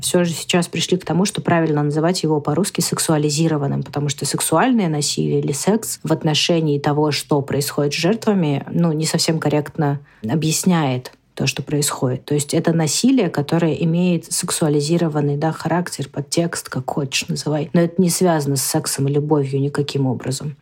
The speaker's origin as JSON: {"language": "Russian", "country": "Russia", "tie": "born or raised there", "said": "я родилась в России"}